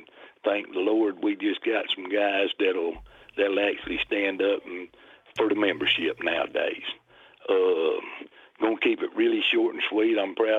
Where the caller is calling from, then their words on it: Decatur, Alabama, United States; I'm calling from Decatur